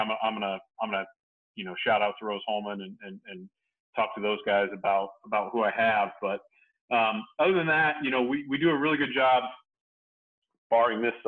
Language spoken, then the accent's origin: English; Indiana, United States; also born or lived in Montana; I'm born and raised in Indiana